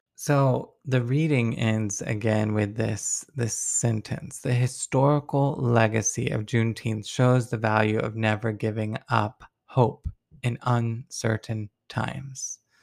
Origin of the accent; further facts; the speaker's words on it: Deep South, United States; I come from the Deep South